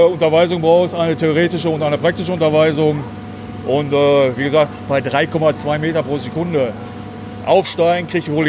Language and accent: German; Germany; born there; Nein, im Harz.